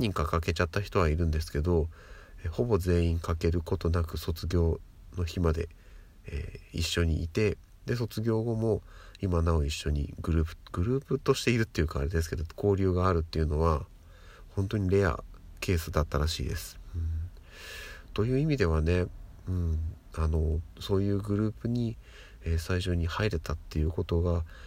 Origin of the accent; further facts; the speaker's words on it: Tokyo, Japan; 私と同じ、えっと、東京出身